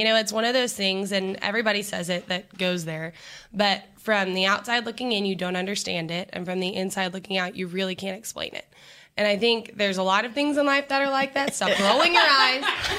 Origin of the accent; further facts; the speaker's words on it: Houston, Texas, United States; moved away as an adult; also born or lived in College Station, Texas; So grew up in Houston. Never thought I was going to leave Houston.